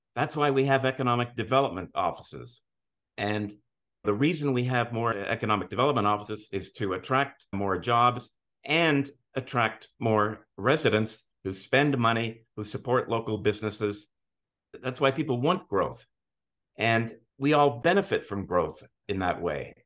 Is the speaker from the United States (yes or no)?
no; Montreal, Quebec, Canada; moved away as an adult; now in Ontario, Canada; I'm originally from Montreal. I grew up in, in Montreal.